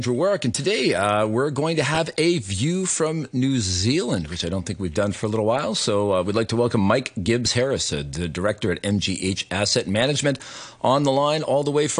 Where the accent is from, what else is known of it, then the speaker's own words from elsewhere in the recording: Canada; I'm Canadian